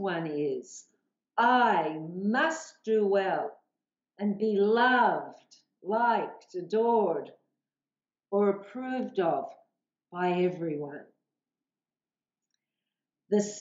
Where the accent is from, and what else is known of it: Australia; accent: Aussie